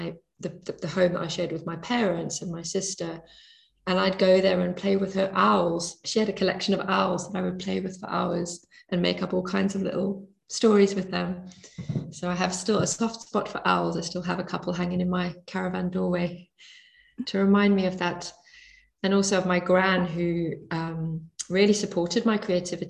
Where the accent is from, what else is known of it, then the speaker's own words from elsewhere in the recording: Bantry, Munster, Ireland; As a child, I grew up in Bantry Bay, and I had the sea at the bottom of my garden